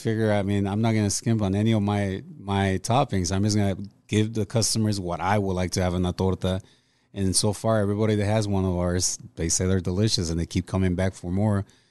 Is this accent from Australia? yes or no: no; Mexico; moved away; also born or lived in Los Angeles, California; ever since I was growing up in Mexico